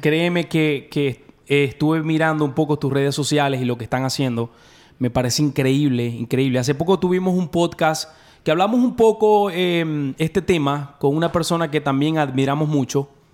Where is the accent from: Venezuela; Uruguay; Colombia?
Venezuela; now in Dallas, United States; Nosotros somos de Venezuela